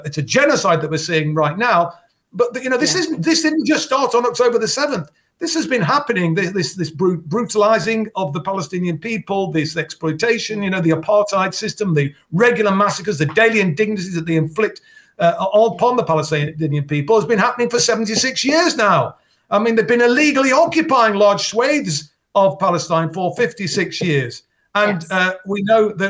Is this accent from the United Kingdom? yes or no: yes; Derby, East Midlands, United Kingdom; my hometown of Derby